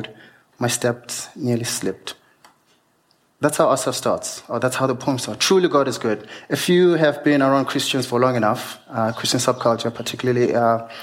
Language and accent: English; Venda, Limpopo, South Africa; As I grew up in Venda, of course, I'm Venda